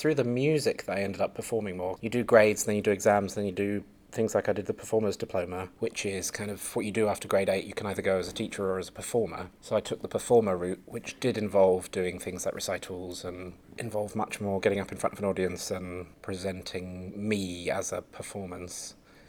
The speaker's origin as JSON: {"language": "English", "town": "Winchester", "region": "South East England", "country": "United Kingdom", "tie": "born or raised there", "also_born_or_lived": "Belgium", "said": "I was born in the south of England in a place called Winchester, which has a big cathedral, the longest nave in Europe. Fun fact. But I grew up, did some of my growing up in Belgium"}